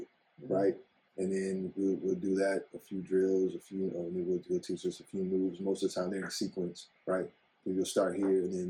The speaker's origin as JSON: {"language": "English", "town": "Chicago", "region": "Illinois", "country": "United States", "tie": "born or raised there", "said": "for us as Black kids growing up on the South Side"}